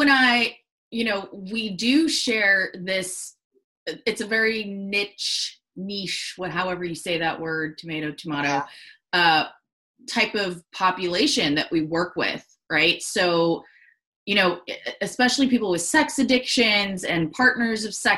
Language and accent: English; New Jersey, United States; we're both Jersey girls